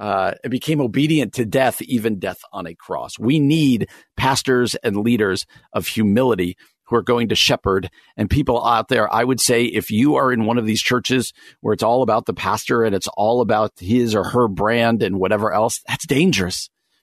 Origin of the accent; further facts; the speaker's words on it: northwest New Jersey, United States; moved away as an adult; now in Midwest, United States; I grew up outside of New York City in kind of northwest New Jersey, about 45 minutes to an hour outside of New York City, directly west of New York City.